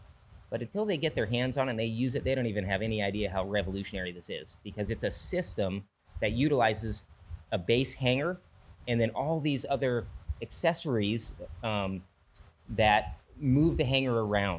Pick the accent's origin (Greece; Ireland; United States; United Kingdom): United States; Hawaii; born there; also born or lived in Europe / Valencia; I'm kind of army brat, you know, born in Hawaii, lived in Europe as a kid on base. You know, my parents settled down in Valencia in 85.